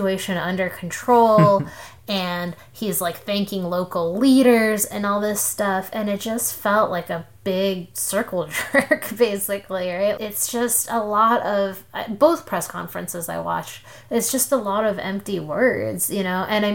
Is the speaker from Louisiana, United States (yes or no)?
no; Columbus, Ohio, United States; now in Houston, United States; the neighborhood that I grew up in Columbus